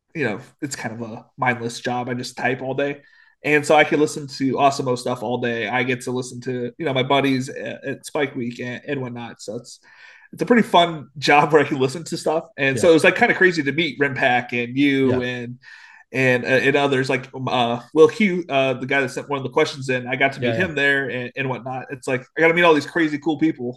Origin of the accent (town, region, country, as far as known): Illinois, United States; born or raised there; moved away as an adult; also born or lived in San Diego, California; now in North Carolina, United States